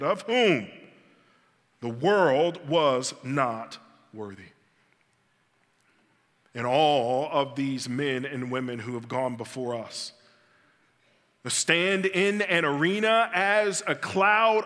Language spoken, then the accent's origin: English; Birmingham, Alabama, United States; I grew up in West End and later in the Clay area